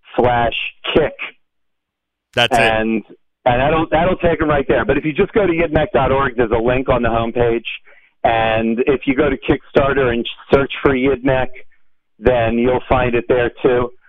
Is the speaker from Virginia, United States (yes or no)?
yes; Virginia, United States; now in Hollywood, Florida, United States; I grew up in Virginia